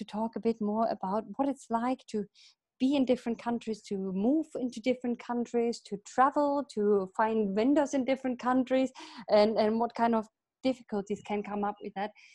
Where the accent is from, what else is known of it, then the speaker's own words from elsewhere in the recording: Germany; also born or lived in United Kingdom / Sweden; now in Italy; I'm from Germany, but I lived in the UK for 10 years